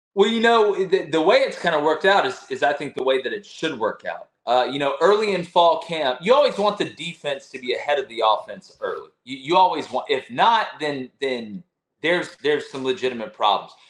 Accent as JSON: {"language": "English", "town": "Opelika", "region": "Alabama", "country": "United States", "tie": "born or raised there", "said": "I'm from, I was born in East Alabama Medical Center, man. I breathe the same air y'all breath. The first breath I took was the Auburn Opelika air."}